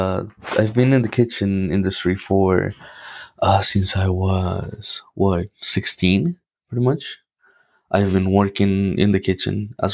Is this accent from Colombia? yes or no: yes; Cartagena, Bolívar, Colombia; of course. I'm from Colombia. I'm from Cartagena. That's one of the most important and historical cities in Colombia.